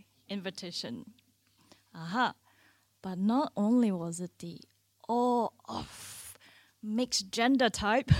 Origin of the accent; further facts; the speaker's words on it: Singapore; moved away as an adult; also born or lived in Finland; I grew up in Singapore, a country just 1 degree